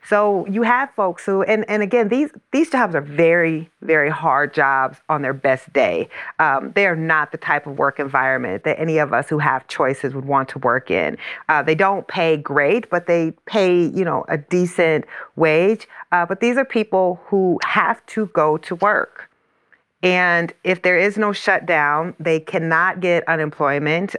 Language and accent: English; Iowa, United States; the plant uh, in my hometown is in Iowa